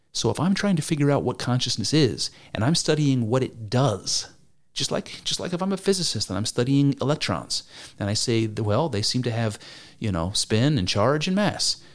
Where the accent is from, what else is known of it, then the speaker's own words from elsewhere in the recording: United States; I'm, I'm American